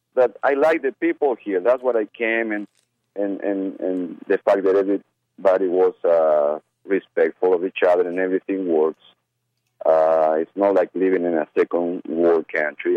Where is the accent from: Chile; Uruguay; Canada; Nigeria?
Uruguay; also born or lived in Argentina / Brazil; now in United States; I come from Uruguay